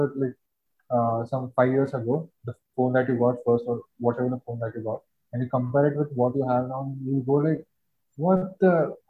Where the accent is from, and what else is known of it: India